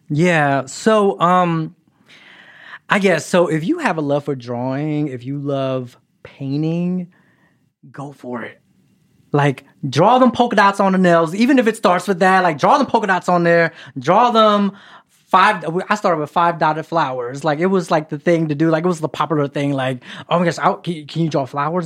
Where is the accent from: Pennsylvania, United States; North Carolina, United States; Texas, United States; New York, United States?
Pennsylvania, United States; Philadelphia; also born or lived in Kentucky; now in Los Angeles, United States; I'm originally from Philadelphia. And then I made a pit stop in Kentucky